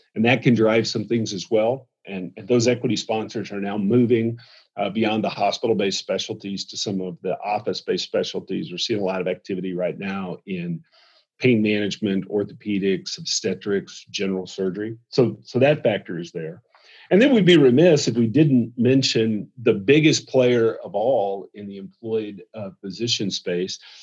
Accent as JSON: {"language": "English", "region": "the South", "country": "United States", "said": "I'm from the South"}